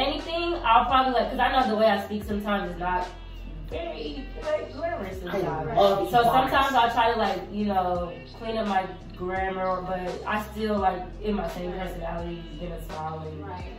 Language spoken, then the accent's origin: English; Stockbridge, Georgia, United States; I know people in my hometown in Stockbridge.